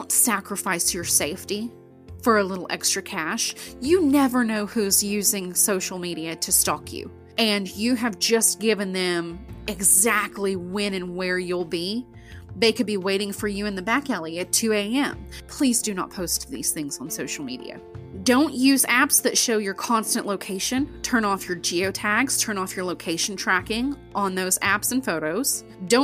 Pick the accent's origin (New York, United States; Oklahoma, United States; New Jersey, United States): Oklahoma, United States; Ada; I'm homegrown from Ada, Oklahoma